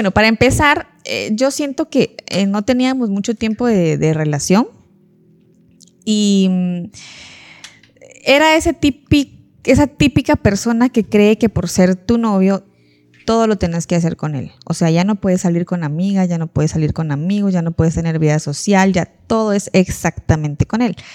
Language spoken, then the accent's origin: Spanish; Petén, Guatemala; Yo me vine de Petén hace como no sé cuántos años, 11, 12 años, y yo viví unas fiestas.